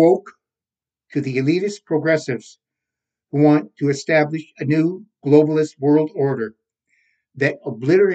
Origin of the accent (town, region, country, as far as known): Canada